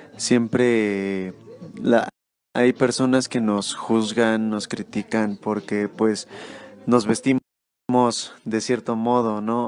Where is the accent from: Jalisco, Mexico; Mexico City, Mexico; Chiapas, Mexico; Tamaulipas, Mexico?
Mexico City, Mexico; yo soy de acá, de la Ciudad de México